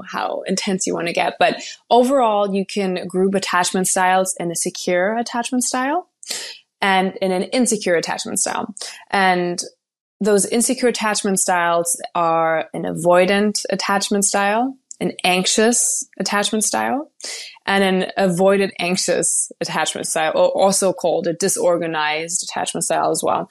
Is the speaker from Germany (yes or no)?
yes; Germany; now in Los Angeles, United States; I currently live in Southern California in Los Angeles, but I am from Germany